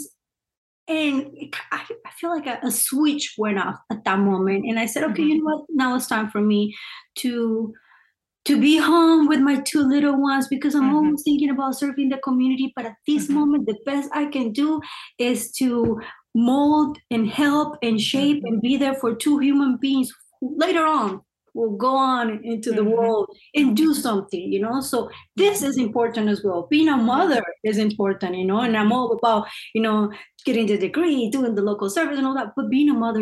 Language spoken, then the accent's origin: English; Cali, Valle del Cauca, Colombia; now in Torrance, United States; I was born and raised in Cali, Colombia